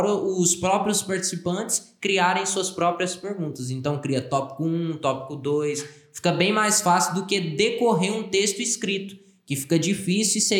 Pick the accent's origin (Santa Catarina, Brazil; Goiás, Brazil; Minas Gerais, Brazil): Goiás, Brazil; Nós somos goianos, né?